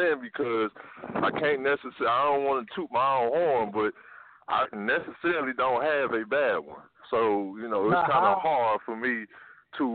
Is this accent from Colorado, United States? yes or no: no; Detroit, Michigan, United States; I'm from Detroit, Michigan